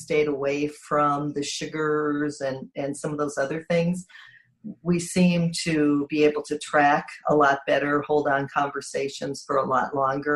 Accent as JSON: {"language": "English", "region": "Wisconsin", "country": "United States", "tie": "born or raised there", "said": "I was born in Wisconsin"}